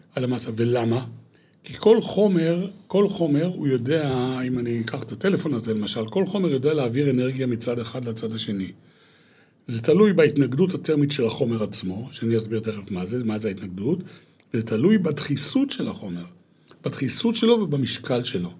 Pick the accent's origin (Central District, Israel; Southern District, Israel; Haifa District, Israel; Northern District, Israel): Northern District, Israel; Hulata; moved away as an adult; also born or lived in Eilat; גדלתי בקיבוץ, אה, חולתה, עד לפני, אה, כעשרים שנה, שאז עזבתי את הקיבוץ